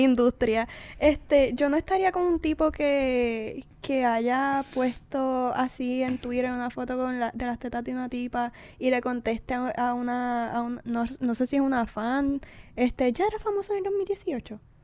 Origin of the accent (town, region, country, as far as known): Puerto Rico